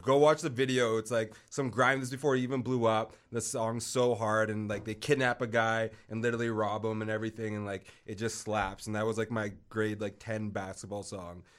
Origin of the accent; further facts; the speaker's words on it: Vancouver, British Columbia, Canada; I'm from Vancouver